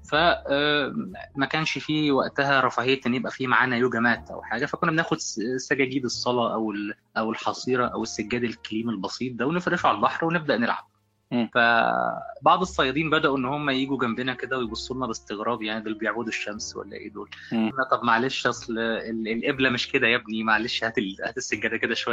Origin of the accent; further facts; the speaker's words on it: Egypt; كتبت مقال عن الحضارة الهندية وازاي أنا كطفل مصري في الوقت ده يعني كنت بشوف الحضارة الهندية عاملة ازاي